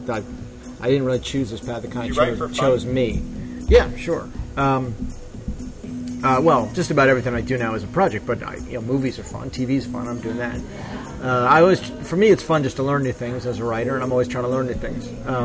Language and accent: English; Connecticut, United States; my home state in Connecticut